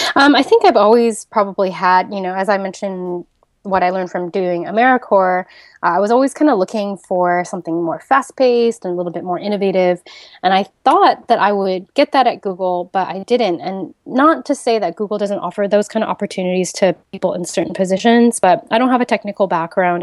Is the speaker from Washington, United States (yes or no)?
yes; Seattle, Washington, United States; moved away as an adult; also born or lived in Silicon Valley; now in Bali, Indonesia; I grew up in Seattle, Washington, and then I moved to Silicon Valley for college